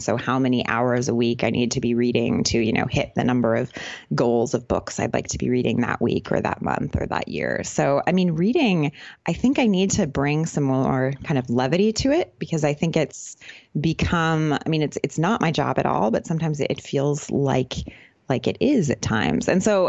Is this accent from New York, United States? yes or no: no; California, United States; moved away as an adult; You know, I grew up in California, but basically since I left university, I've just kind of been living in a different country.